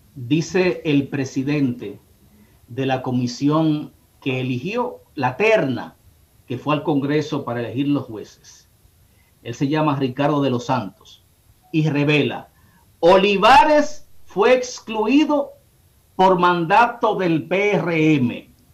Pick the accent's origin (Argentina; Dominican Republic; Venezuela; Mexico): Dominican Republic; Bonao, Monseñor Nouel; moved away; allá en mi pueblo Bonao